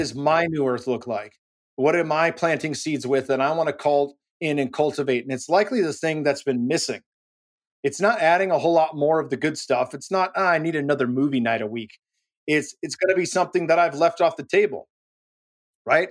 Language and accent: English; Silicon Valley, California, United States; now in Austin, United States; I'm born and raised in the Silicon Valley